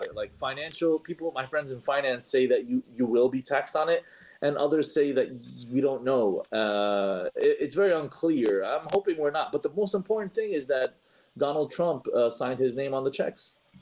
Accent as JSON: {"language": "English", "town": "New York City", "region": "New York", "country": "United States", "said": "I'm a New Yorker"}